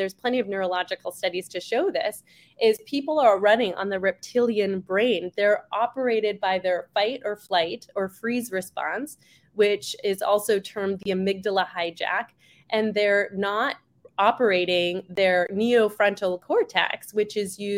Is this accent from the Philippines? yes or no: no; Canada; now in Scottsdale, United States; my family is Jewish Iraqi, and I was born in Canada